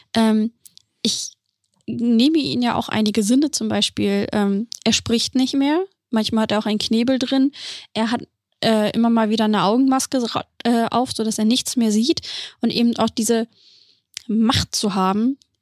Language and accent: German; Celle, Lower Saxony, Germany; ich komme ursprünglich aus, in, aus Celle, aus der Nähe aus, von Hannover